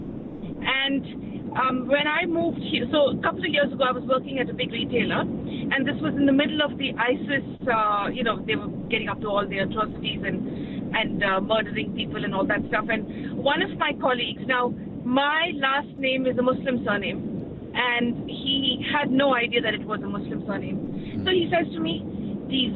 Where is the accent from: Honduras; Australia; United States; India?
India; now in New Zealand; I was born in India. I moved here to New Zealand 10 years ago.